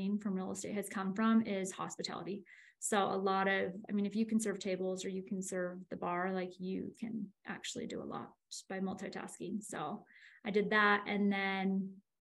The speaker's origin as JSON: {"language": "English", "region": "Northern California", "country": "United States", "tie": "born or raised there", "moved": "as an adult", "lives_now": "Utah, United States", "said": "I'm from Northern California"}